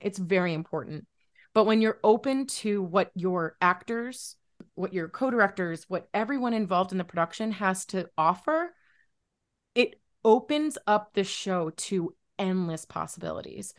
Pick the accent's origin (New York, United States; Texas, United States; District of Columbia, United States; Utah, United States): New York, United States; Buffalo; I'm from Buffalo